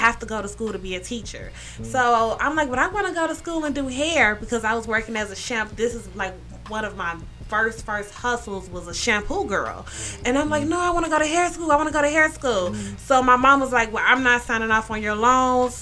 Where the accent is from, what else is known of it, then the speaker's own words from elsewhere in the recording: Chicago, Illinois, United States; born and raised in Chicago. 79th and Anthony, Eastside